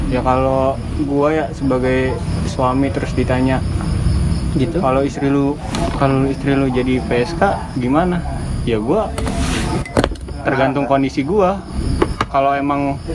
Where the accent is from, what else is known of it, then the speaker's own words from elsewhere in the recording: Padang, West Sumatra, Indonesia; nih daerah gue Padang Padang Padang